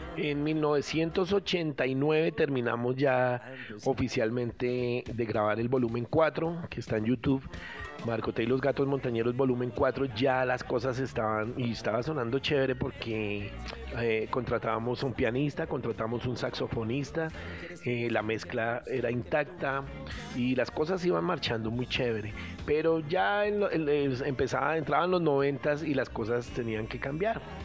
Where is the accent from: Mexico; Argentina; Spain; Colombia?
Colombia; Bogotá; also born or lived in Antioquia; yo soy antioqueño, eh, más, bogotano, más bogotano que antioqueño porque pues me trajeron acá cuando era muy pequeñito